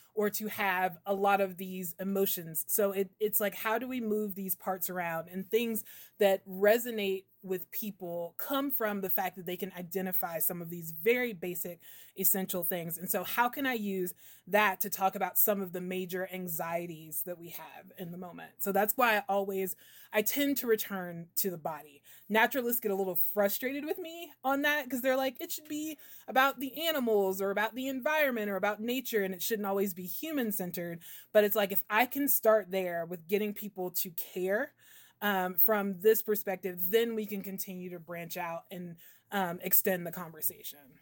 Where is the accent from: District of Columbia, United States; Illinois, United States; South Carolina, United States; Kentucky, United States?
South Carolina, United States; also born or lived in New Hampshire; I'm from South Carolina